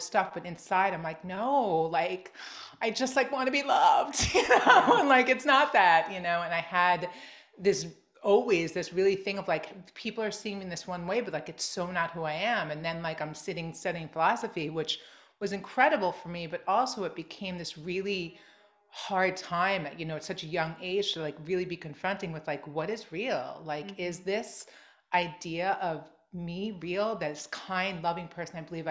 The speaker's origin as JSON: {"language": "English", "area": "Long Island", "region": "New York", "country": "United States", "tie": "born or raised there", "said": "I grew up in Long Island"}